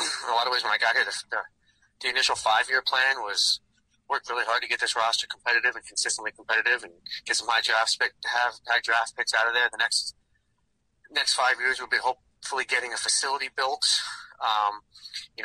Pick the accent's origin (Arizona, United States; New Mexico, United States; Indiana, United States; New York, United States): New York, United States; now in Boston, United States; I grew up in New York, but having gone here, at this point now, lived more of my life in Boston than New York